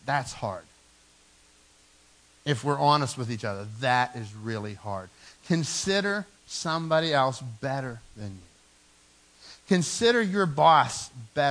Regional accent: Dormont, Pennsylvania, United States; I came from Dormont, and I had a small yard in Dormont where I grew up.

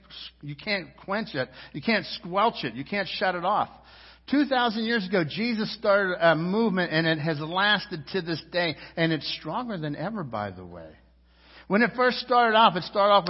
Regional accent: United States; I'm an American citizen. And I'm proud to be an American

